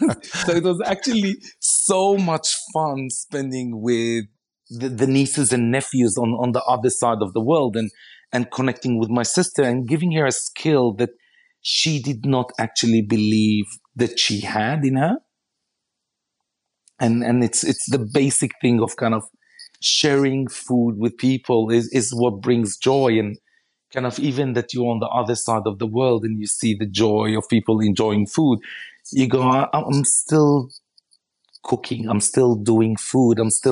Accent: Israel; you know, I come from Israel, and the majority of my family lives in Israel, and my wife is Aussie

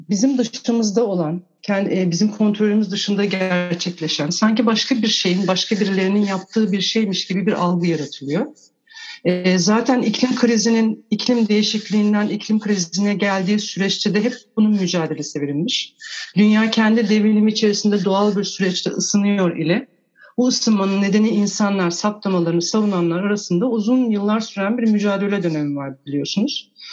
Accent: Turkey; Ben küçük bir şehirde büyüdüm. E, resmen doğa aşığı bir babanın çocuğuyum.

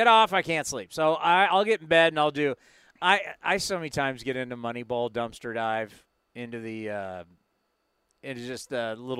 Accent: San Diego, California, United States; also born or lived in Bay Area, California; I grew up in San Diego

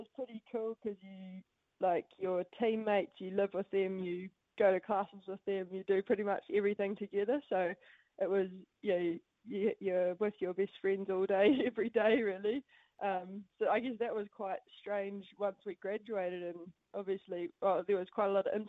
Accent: Matamata, Waikato, New Zealand; also born or lived in United States / Paris, France; I'm from Matamata, dairy farm family. So grew up with two older brothers

